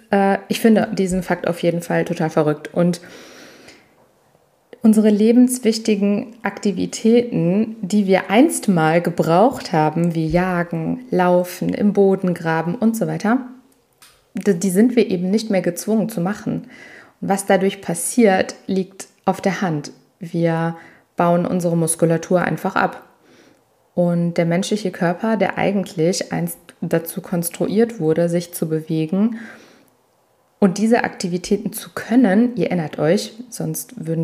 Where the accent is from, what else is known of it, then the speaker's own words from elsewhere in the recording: Italy; Ich bin Italienerin ähm, ursprünglich und äh, für uns spielt Essen eine riesige Rolle und ich bin regelrecht so aufgewachsen und so erzogen worden.